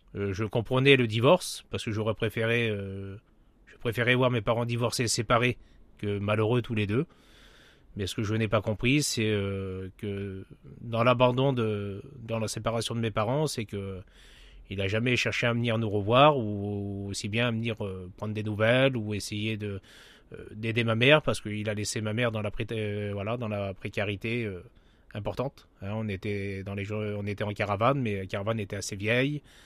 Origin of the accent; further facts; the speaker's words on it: Pas-de-Calais, the North, Hauts-de-France, France; moved away; also born or lived in Paris region; je, suis, je suis du Nord, dans le 62